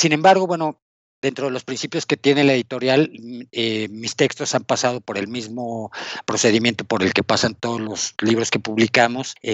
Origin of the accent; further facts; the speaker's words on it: Mexico City, Mexico; born there; Sí, nací en la Ciudad de México, justo en el centro, a la vuelta del barrio chino.